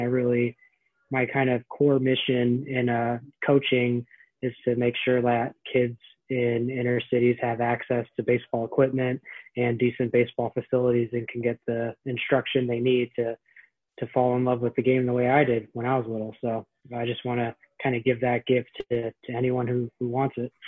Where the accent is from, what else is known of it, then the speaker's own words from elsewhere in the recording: San Francisco, California, United States; moved away as an adult; now in Philadelphia, United States; san francisco is my hometown i grew up there